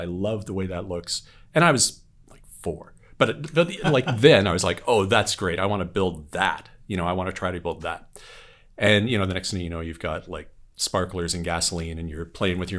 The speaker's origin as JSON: {"language": "English", "region": "Ontario", "country": "Canada", "tie": "born or raised there", "said": "I grew up in Canada in a very remote part of Ontario called the Snow Belt"}